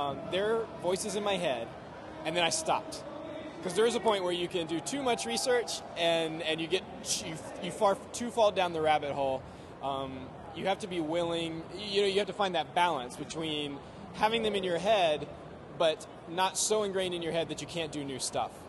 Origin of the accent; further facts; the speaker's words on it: United States; as an American